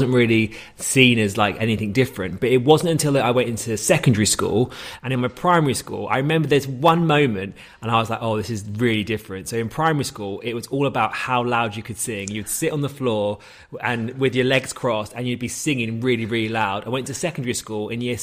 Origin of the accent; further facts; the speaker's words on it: Hayes, London, United Kingdom; I'm from Hayes and Harlington